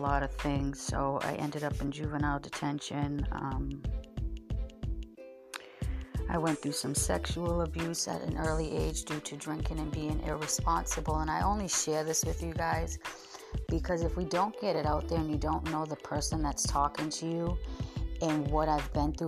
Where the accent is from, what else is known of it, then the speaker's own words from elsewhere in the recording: Massachusetts, United States; I grew up in Massachusetts with two sisters